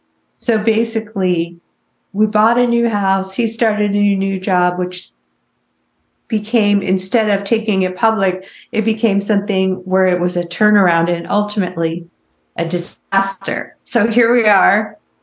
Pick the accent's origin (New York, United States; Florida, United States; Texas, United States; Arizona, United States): New York, United States; also born or lived in Los Angeles; now in Tri-Cities, United States; This year, I moved from Los Angeles, where I've lived for 25 years. Before that, I was from New York, to the middle of nowhere.